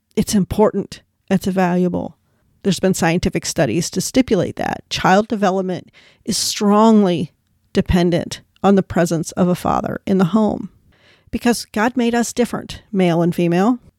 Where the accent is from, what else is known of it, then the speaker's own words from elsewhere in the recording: United States; I'm an American, and the Irish in my family came over in, like, the seventeen hundreds.